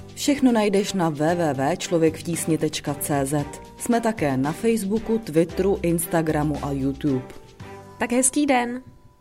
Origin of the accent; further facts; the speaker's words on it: Prague, Czechia; Já jsem Češka, jsem Pražanda, Češka, Evropanka